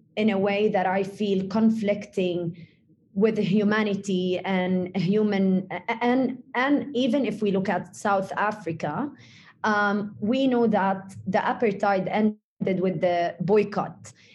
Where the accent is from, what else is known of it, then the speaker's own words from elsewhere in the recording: West Bank, Palestine; moved away as an adult; also born or lived in Jordan; I, was born in Jordan and I moved to Palestine when I was 12 year old